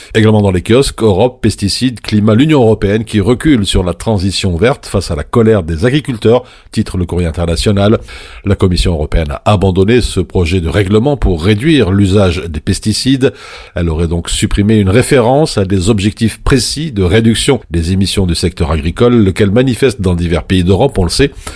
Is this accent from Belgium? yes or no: yes; Belgium; chez nous en Belgique